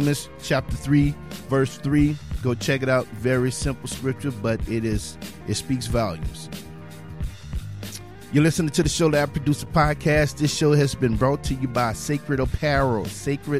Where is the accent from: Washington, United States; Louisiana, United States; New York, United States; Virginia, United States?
Louisiana, United States; now in Texas, United States; I'm from Louisiana